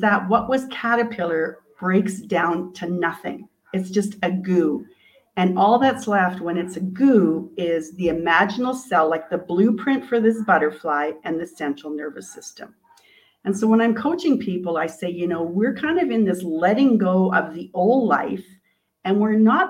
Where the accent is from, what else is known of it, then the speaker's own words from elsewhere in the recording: Canada; I'm from Canada